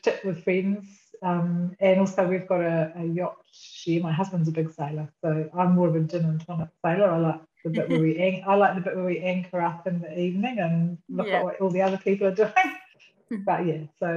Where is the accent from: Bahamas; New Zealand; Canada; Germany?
New Zealand; have won the life lottery that meant I'm a New Zealander